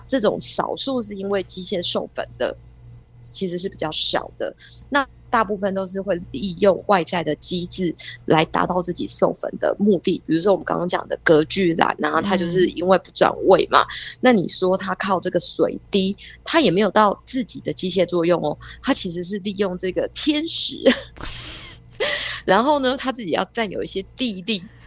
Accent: Taiwan; 身为台湾人，住在台湾这个地方

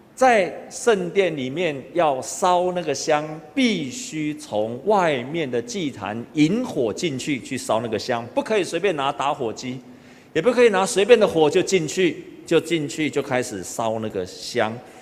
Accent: Taiwan; 我们台湾人都知道一句话，家和万事兴

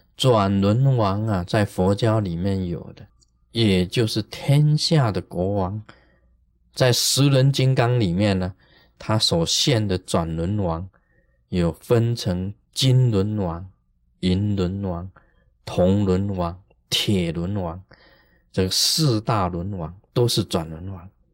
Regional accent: Taiwan; 我们台湾话有讲一句话

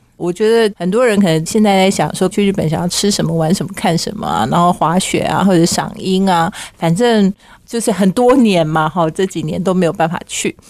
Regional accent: Taiwan; 我们台湾人

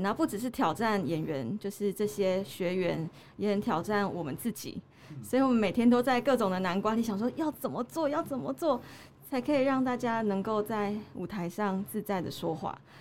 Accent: Tainan, Taiwan; also born or lived in Taipei; now in Chiayi, Taiwan; 我是台南人，南部的人嘛

